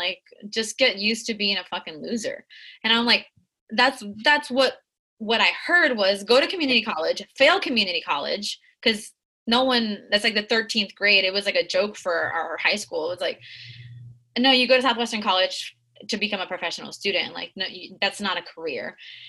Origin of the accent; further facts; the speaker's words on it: Tijuana, Baja California, Mexico; also born or lived in San Diego, United States / Guadalajara, Mexico; So I spent my life, I was born in San Diego, and I lived in TJ and Tijuana at the border.